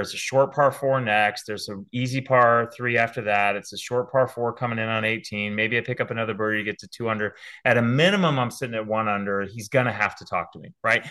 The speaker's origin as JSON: {"language": "English", "town": "San Diego", "region": "California", "country": "United States", "tie": "born or raised there", "also_born_or_lived": "Auburn, Alabama", "moved": "as an adult", "lives_now": "West Hartford, United States", "said": "as a kid growing up in Southern California"}